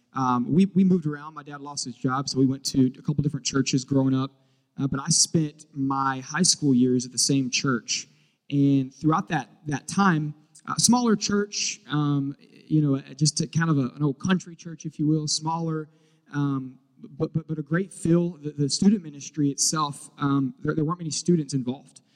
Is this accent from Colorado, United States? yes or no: no; Charlotte, North Carolina, United States; moved away as an adult; now in Houston, United States; I am from originally from Charlotte and uh, moved here to Charlotte, North Carolina. Moved to Houston, Texas, uh, five and a half, almost six years ago